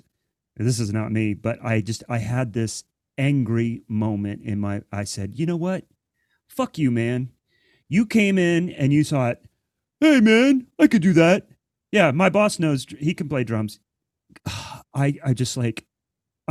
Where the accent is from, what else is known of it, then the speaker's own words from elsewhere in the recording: Central Ohio, United States; moved away; growing up in Central Ohio